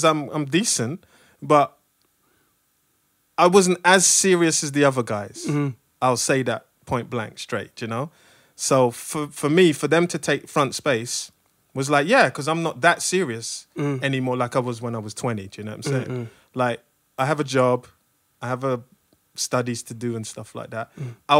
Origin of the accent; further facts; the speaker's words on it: London, United Kingdom; I'm from London. Yeah.